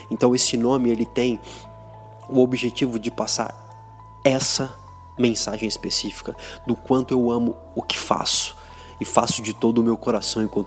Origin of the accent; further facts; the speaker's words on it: Americana, São Paulo, Brazil; Eu sou da cidade de Americana, no interior de São Paulo, uma cidade muito legal, super desenvolvida em termos econômicos, tão pertinho aqui de São Paulo.